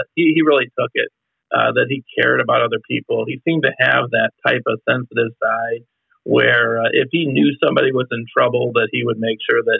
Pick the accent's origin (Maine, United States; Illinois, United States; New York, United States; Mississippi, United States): Illinois, United States; Chicago; moved away as an adult; also born or lived in Iowa; I'm originally from Chicago